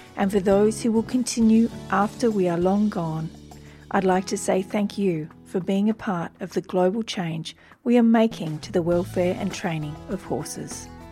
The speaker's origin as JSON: {"language": "English", "area": "Wiradjuri country", "region": "New South Wales", "country": "Australia", "tie": "born or raised there", "also_born_or_lived": "Turrbal and Yagara country (Brisbane, Queensland)", "moved": "yes", "lives_now": "Brisbane, Australia", "said": "I was born on Wiradjuri country"}